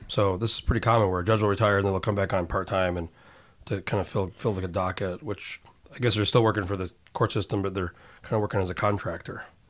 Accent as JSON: {"language": "English", "town": "Albuquerque", "region": "New Mexico", "country": "United States", "tie": "born or raised there", "also_born_or_lived": "San Diego", "moved": "as an adult", "said": "I was raised in New Mexico, in Albuquerque"}